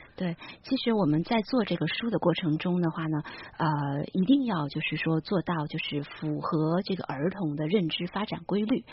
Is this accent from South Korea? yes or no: no; China; 我们中国人